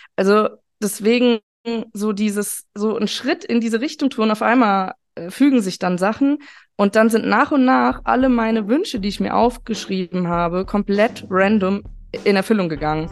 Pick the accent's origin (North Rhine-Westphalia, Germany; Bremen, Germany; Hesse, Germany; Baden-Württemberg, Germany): Hesse, Germany; Taunus; Ich bin aus dem Taunus und ich wohne auch noch hier. Äh, mich hat es nicht so weit rausgetrieben.